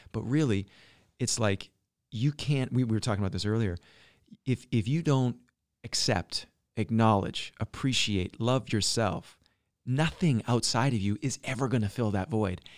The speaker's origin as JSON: {"language": "English", "region": "British Columbia", "country": "Canada", "tie": "born or raised there", "also_born_or_lived": "Alberta", "moved": "yes"}